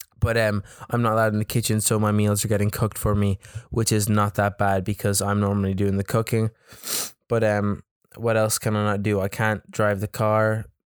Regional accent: County Louth, Ireland; I was like, I'm from Louth. And he kept forgetting where I was from. And I had to keep telling the guy I was from Louth.

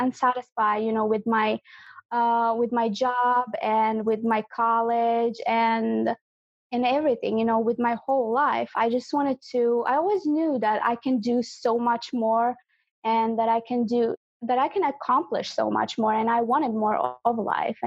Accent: Croatia; I'm from Croatia.

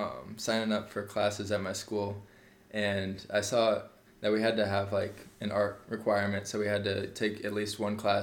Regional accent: Des Moines, Iowa, United States; I was born and raised in Des Moines. I've lived in West Des Moines all my life.

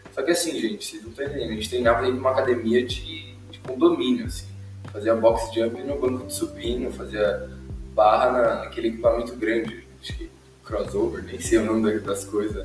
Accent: Indaiatuba, São Paulo, Brazil; quando eu mudei de São Paulo para Indaiatuba

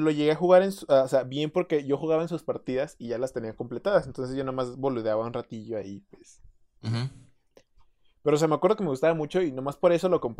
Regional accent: Mexico; Dije, ah, from Mexico, my boy.

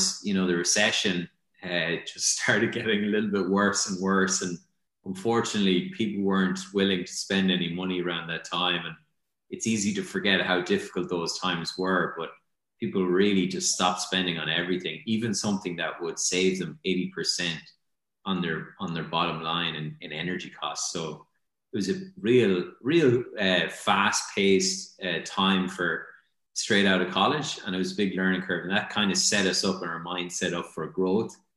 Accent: Ireland; growing up in Ireland

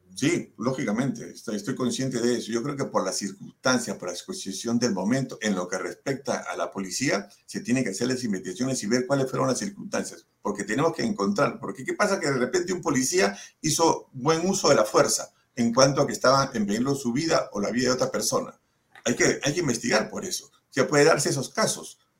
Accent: Peru; como peruanos que hemos sufrido el terrorismo durante 20 años

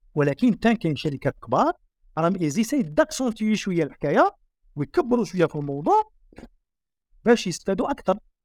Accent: Algeria; احنا جزائريين سكان شمال افريقيا

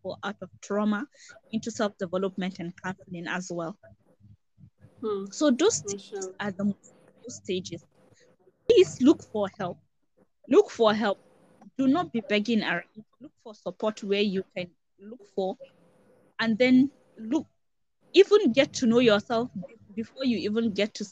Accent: Northern Nigeria, Nigeria; I come from Northern Nigeria

